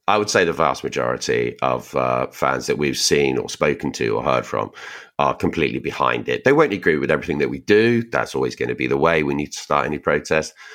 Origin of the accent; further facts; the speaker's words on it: Reading, South East England, United Kingdom; We're from Reading